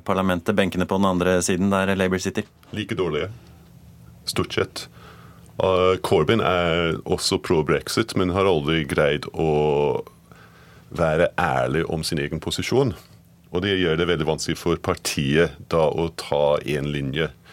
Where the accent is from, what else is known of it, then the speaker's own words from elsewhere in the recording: Edinburgh, Scotland, United Kingdom; Norwegian is a second language; moved away as an adult; also born or lived in Glasgow / London; now in Norway; Jeg er født født i Glasgow og oppvokst i Edinburgh, men forlot landet mitt da jeg var 18